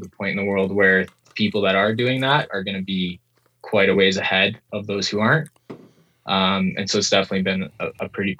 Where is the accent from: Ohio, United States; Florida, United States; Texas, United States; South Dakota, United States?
South Dakota, United States; moved away; also born or lived in New Zealand; I grew up in South Dakota, in the States